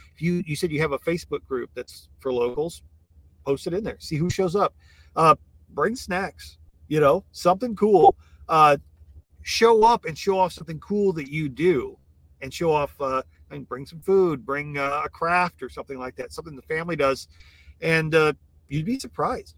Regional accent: Iowa, United States; now in Texas, United States; growing up in Iowa

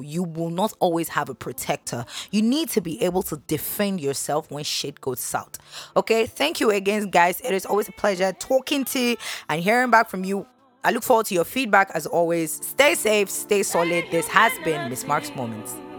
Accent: Nigeria; being a Nigerian woman

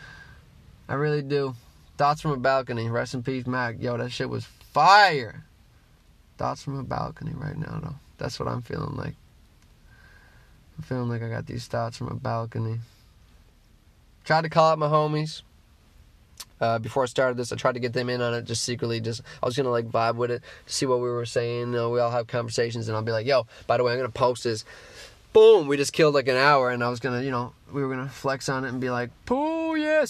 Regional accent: Newfoundland and Labrador, Canada; I'm a Newfoundlander

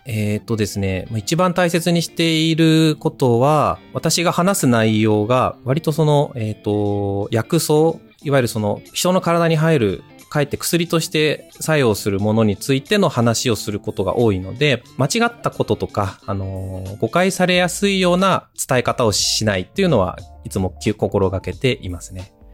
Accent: Hokkaido, Japan; moved away as an adult; 生まれ故郷の北海道に

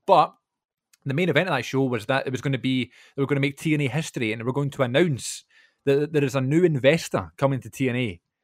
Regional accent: Glasgow, Scotland, United Kingdom; my hometown

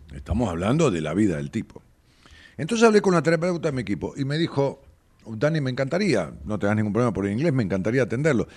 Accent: Ramos Mejía, Buenos Aires Province, Argentina; yo soy de Ramos

